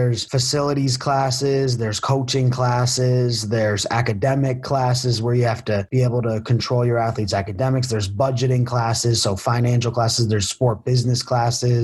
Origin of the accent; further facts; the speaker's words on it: Danbury, Connecticut, United States; moved away as an adult; now in Lynchburg, United States; I'm from Danbury, Connecticut. I graduated from Danbury High School